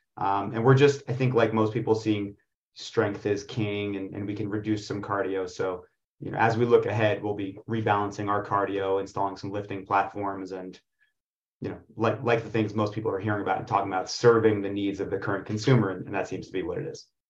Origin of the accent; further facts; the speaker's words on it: Israel; now in New York City, United States; I was born in Israel, and specifically on a kibbutz